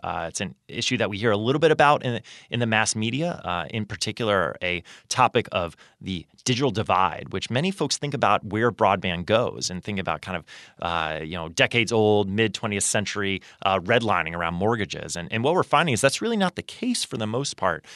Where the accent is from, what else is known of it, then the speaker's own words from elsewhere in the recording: Sarasota, Florida, United States; moved away; I grew up in Sarasota, Florida